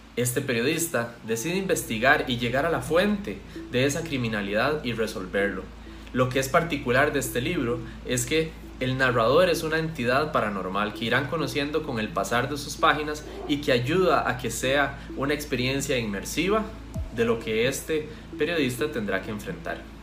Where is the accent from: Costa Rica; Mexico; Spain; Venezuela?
Costa Rica; soy autor costarricense